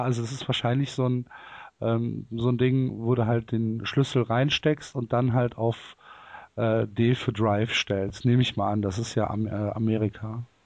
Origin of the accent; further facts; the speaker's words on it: Cologne, North Rhine-Westphalia, Germany; ich komme aus Köln